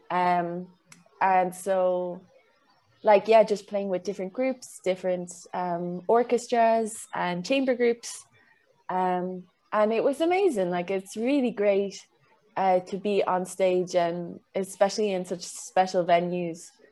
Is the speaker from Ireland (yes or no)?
yes; Kilkenny, Leinster, Ireland; moved away; I came back home to Kilkenny